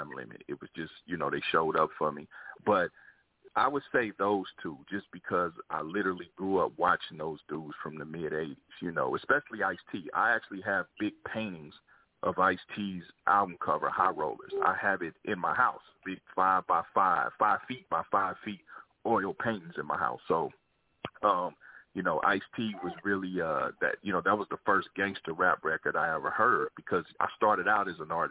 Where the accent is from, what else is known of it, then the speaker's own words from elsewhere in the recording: Kansas City, Missouri, United States; moved away as an adult; now in Los Angeles, United States; I moved to Los Angeles, because I'm originally from Kansas City, Missouri, so I moved to L.A. like 20 years ago